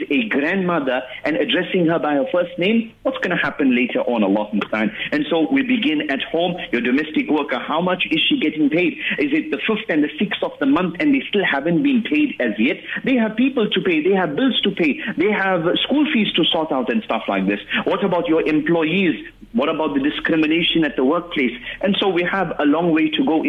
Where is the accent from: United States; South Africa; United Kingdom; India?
South Africa; we, as South African Muslims